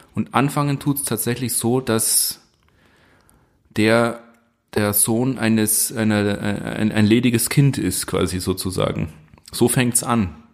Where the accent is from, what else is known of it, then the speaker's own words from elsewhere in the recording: Southern Germany, Germany; hier im Süden. Also da, da gibt es ja so, so, so, so, so Unterschiede. Aber wir bezeichnen uns halt als Schreiner, nicht als Tischler.